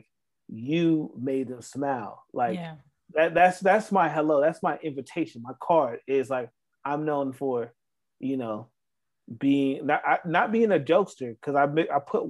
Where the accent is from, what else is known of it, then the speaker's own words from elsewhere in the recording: the South, United States; me being from the South